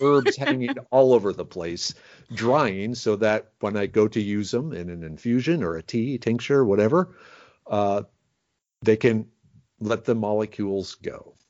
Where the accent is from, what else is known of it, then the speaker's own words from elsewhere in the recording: Minnesota, United States; now in Texas, United States; I grew up in Minnesota